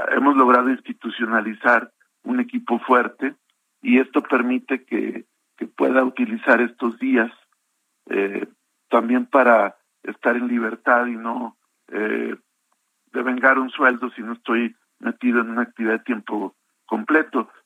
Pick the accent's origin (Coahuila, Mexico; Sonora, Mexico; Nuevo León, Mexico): Coahuila, Mexico; como coahuilense y como ciudadano